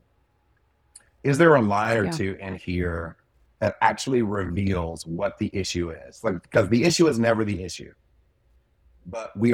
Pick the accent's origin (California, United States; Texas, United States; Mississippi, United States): Mississippi, United States; grew up in Southern Mississippi along the Gulf Coast